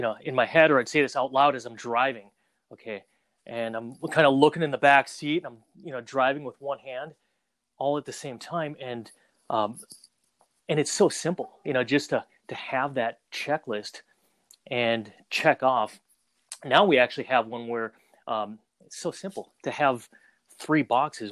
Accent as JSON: {"language": "English", "region": "Minnesota", "country": "United States", "tie": "born or raised there", "also_born_or_lived": "Saigon, Vietnam / Twin Cities, Minnesota", "said": "I was born in Saigon, Vietnam. Uh, shortly after the Vietnam War, uh, we moved to Minnesota, all places, and kind of started out life there"}